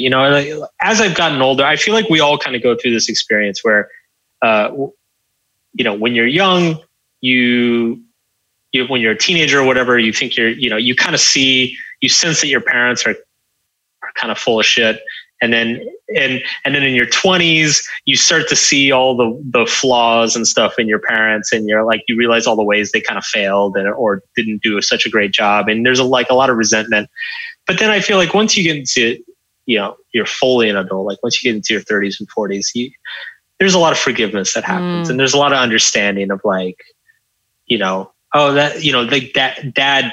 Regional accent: Texas, United States; I grew up in Texas.

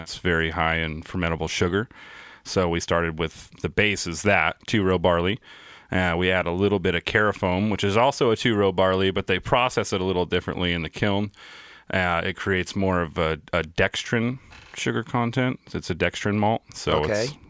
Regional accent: Colfax, California, United States; my hometown, Colfax, California

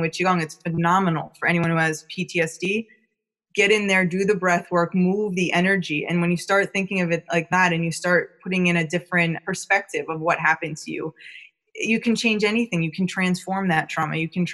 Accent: New York, United States; now in California, United States; I'm from New York, but I've been living out in California for a long time

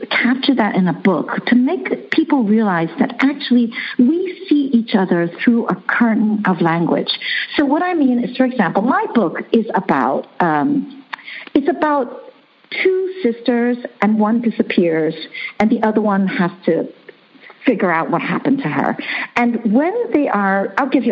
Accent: New York City, New York, United States; first language Chinese; English is a second language; moved away as an adult; also born or lived in Hong Kong; now in Netherlands; I was born in Hong Kong. I grew up in New York City, and I now live in the Netherlands

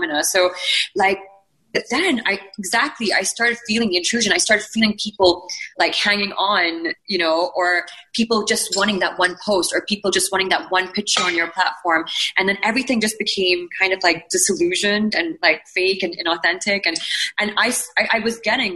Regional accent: Bahrain; I remember this, like, growing up in Bahrain

